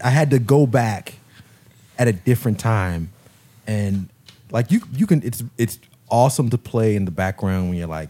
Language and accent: English; Baltimore, Maryland, United States; Being from Baltimore, we're all from Baltimore here.